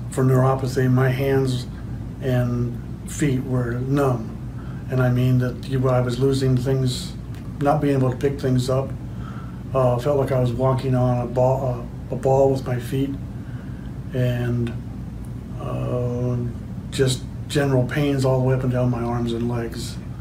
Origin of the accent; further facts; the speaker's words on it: Winfield, Iowa, United States; I'm from Winfield, Iowa.